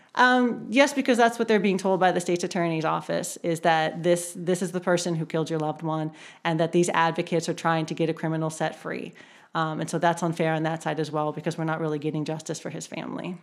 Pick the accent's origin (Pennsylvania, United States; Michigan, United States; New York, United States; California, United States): Pennsylvania, United States; Erie; moved away as an adult; now in Baltimore, United States; I'm not originally from Baltimore. I grew up in Erie, Pennsylvania